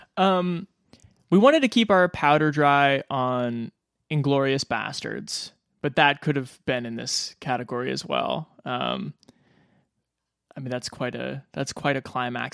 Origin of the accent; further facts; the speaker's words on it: Omaha, Nebraska, United States; growing up in Omaha, Nebraska